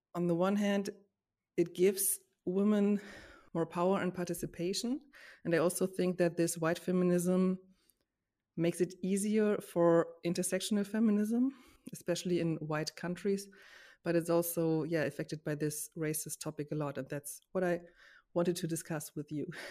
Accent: Germany; I grew up in Germany with, as a white woman

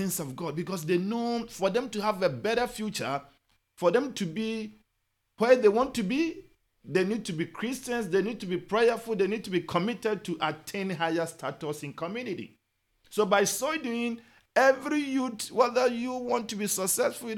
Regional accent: Ghana; now in United States; I'm from Ghana

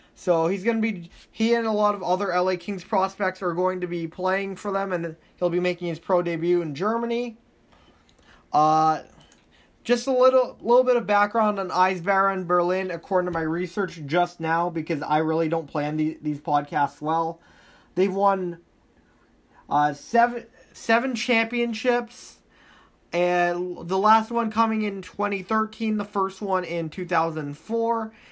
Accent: Welland, Ontario, Canada; I had a page covering the Junior B team, uh, in, in my, Junior B teams in my hometown

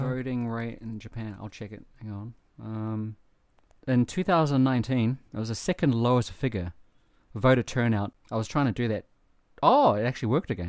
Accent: New Zealand; moved away; I'm from New Zealand

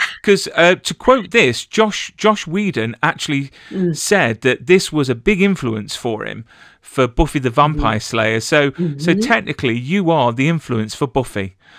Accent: England, United Kingdom; I'm English, so I wouldn't know the difference between any gun, to be fair.

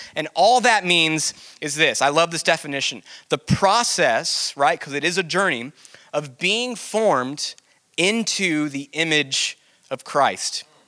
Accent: Del Rio, Texas, United States; I'm from Del Rio and played a few like local shows

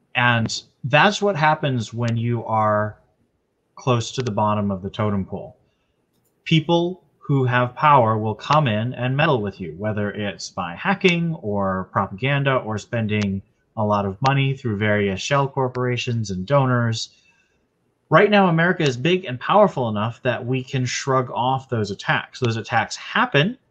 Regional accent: United States; as an American

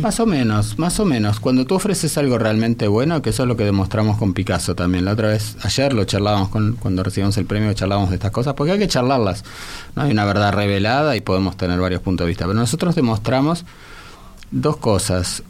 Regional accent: Italian Hospital, Montevideo, Uruguay; el hospital italiano donde yo nací

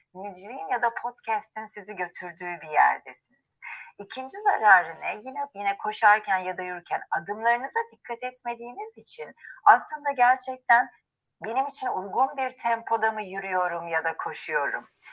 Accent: Istanbul, Turkey; moved away as an adult; now in Izmir, Turkey; ben İstanbulluyum, İstanbul doğumluyum. E, ve bütün hayatım ağırlıklı İstanbul'da geçti

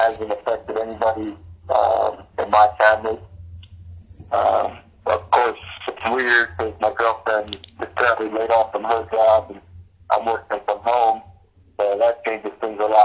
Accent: New Jersey, United States; I'm from Central Jersey, so we're like halfway between New York and Philadelphia

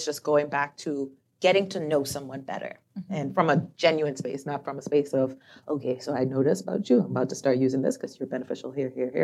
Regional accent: Turks & Caicos Islands; I'm from Turks and Caicos

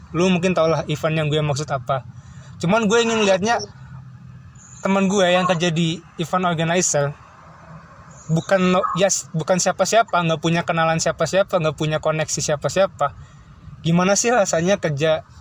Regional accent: Bandung, West Java, Indonesia; karena lu sama gue juga kebetulan orang Bandung cuman beda tempat kerja dan juga kerjanya di Jakarta

